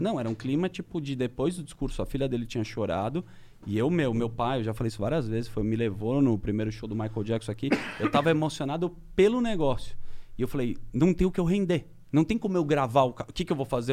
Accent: Brazil; eu sou do Brasil, eu trabalho num programa de TV

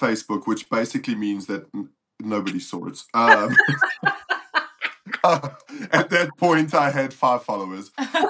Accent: Johannesburg, Gauteng, South Africa; moved away as an adult; now in Nashville, United States; I grew up in Johannesburg, South Africa. It was until I met Kelsey that I came to the States.

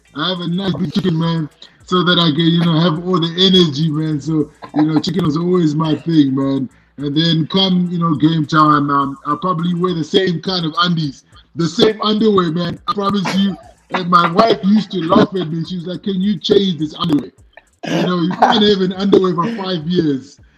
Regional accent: Zimbabwe; where I was born and raised in Zimbabwe

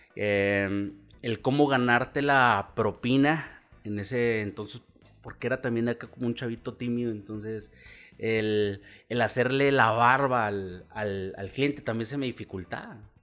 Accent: Chihuahua, Mexico; also born or lived in Mexico City; nací en la Ciudad de México, nunca viví allá, en realidad me trajeron de tres meses

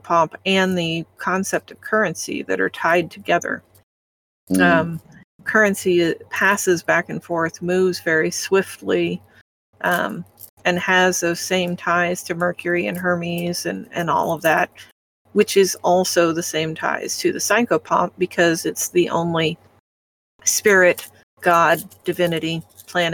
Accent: Midwest, United States; I'm from the Midwest.

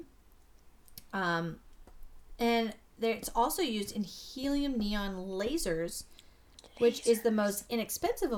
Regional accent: Spokane, Washington, United States; I grew up in Spokane

